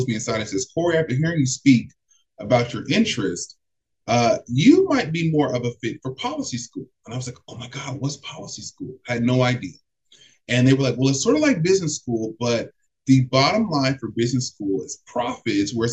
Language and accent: English; Los Angeles, California, United States; I was bused to school all the way from my home. I'm from South Central LA, but I was bused to school on the West Side from the sixth grade to the 12th grade.